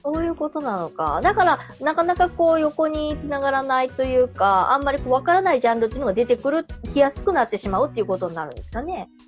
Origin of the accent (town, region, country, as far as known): Osaka, Japan